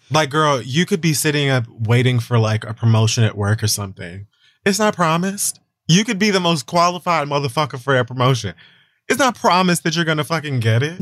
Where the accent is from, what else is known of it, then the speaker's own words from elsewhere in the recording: Florida, United States; I'm from Florida.